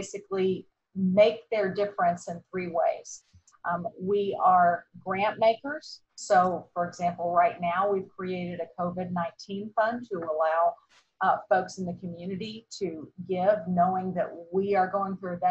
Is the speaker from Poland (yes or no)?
no; Atlanta, Georgia, United States; also born or lived in Indiana; I am an Atlanta girl. We moved down here from Indiana when I was 4 months old. So I'm about as much of a native as you can be nowadays. I grew up in the area.